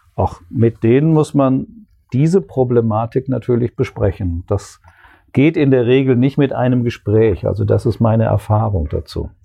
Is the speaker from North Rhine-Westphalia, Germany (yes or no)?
yes; Ruhr area, North Rhine-Westphalia, Germany; moved away as an adult; also born or lived in Bochum / Würzburg / Konstanz; now in Kassel, Germany; komme ursprünglich aus dem Ruhrgebiet